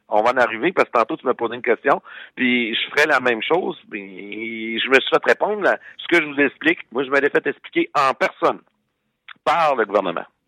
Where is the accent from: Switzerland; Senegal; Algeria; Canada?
Canada; Quebec; nous, en tant que Québécois